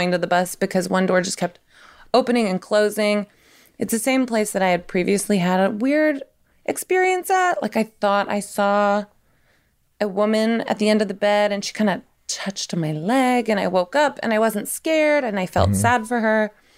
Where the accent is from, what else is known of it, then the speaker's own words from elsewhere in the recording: Tennessee, United States; So I'm like from Tennessee. I should know this. And I used to go from Tennessee to Indiana all the time